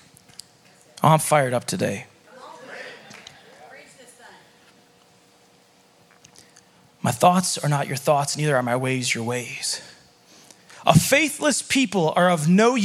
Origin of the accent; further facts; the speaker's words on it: Chicago, Illinois, United States; now in Montana, United States; when I moved to Montana, I came from Chicago. I grew up as a city kid. So in Chicago